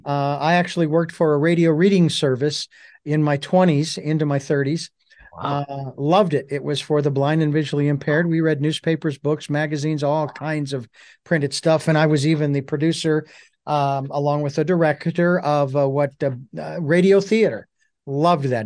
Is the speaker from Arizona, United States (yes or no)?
yes; Phoenix, Arizona, United States; moved away; I'm originally from Phoenix